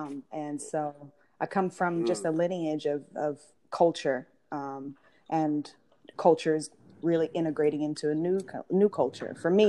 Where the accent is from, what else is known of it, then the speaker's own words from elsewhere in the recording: London, United Kingdom; born there; also born or lived in India; So I was born in London, England, and my family history is a bit unique because my mother grew up in South India